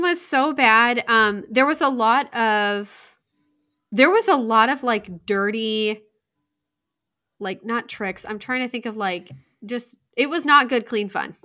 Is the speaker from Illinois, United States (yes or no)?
no; Indiana, United States; I was from Indiana